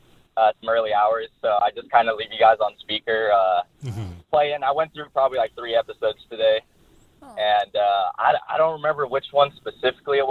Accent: San Jose, California, United States; I'm from San Jose, California

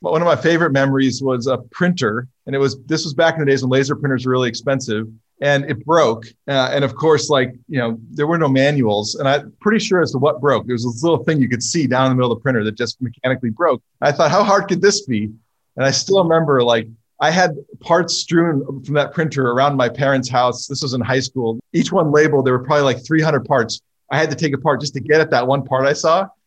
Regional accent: California, United States; I grew up in California

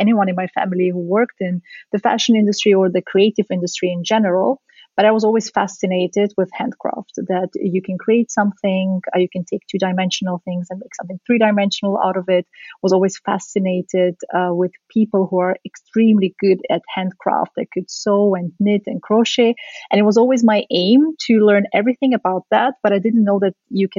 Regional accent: Vienna, Austria; also born or lived in Central Asia / Soviet Union; I'm originally from the Soviet Union. I was born in Central Asia, but I grew up in Austria in Vienna.

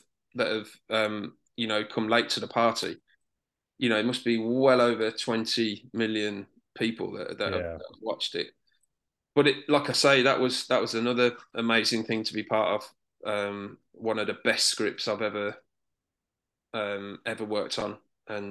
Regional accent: Birmingham, West Midlands, United Kingdom; I was born in Moseley, grew up in first Quinton, and then we moved to Bartley Green

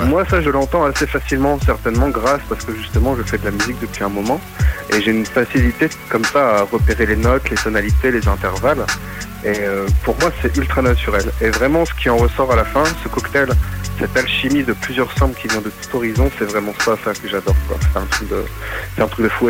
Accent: Maubeuge, Hauts-de-France, France; now in Valenciennes, France; je suis donc de France, région du Nord originaire de Maubeuge et là je suis sur Valenciennes

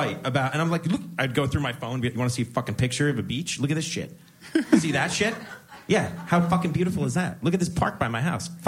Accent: Edison, New Jersey, United States; now in Montclair, United States; I'm from Edison.

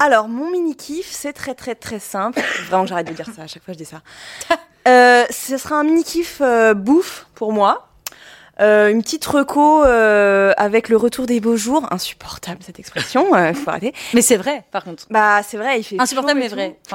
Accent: Italy; je suis italienne

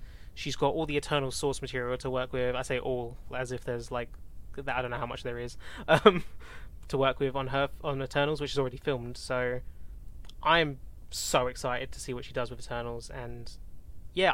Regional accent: United Kingdom; I'm a British, well, not Indian, but British Asian

